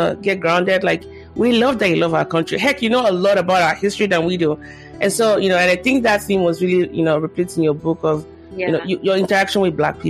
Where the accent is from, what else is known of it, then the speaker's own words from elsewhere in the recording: Nigeria; Everything they had, they put into our education growing up in Nigeria